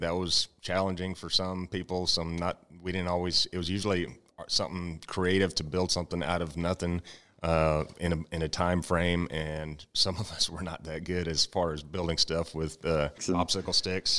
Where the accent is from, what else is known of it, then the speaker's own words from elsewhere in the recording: Comfort, Texas, United States; I was taught and raised growing up in Comfort. My family's big name in Comfort, and we've been around for quite a long time.